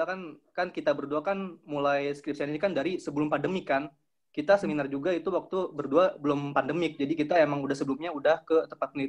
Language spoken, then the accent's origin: Indonesian; Bekasi, West Java, Indonesia; now in Jatinangor, Indonesia; Dari Bekasi.